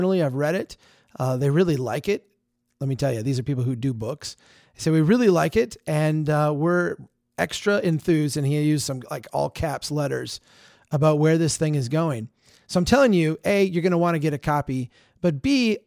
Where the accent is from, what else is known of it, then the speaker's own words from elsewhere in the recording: Minnesota, United States; here in my home state of Minnesota